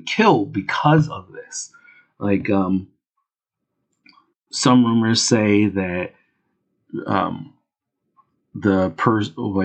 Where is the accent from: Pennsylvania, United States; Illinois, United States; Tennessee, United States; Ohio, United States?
Pennsylvania, United States; Philadelphia; I'm from Philadelphia. I go to South Street every now and then